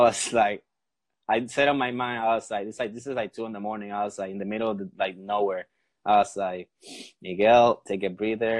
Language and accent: English; Puerto Rico; first language Spanish; English is a second language; But my first language is Spanish.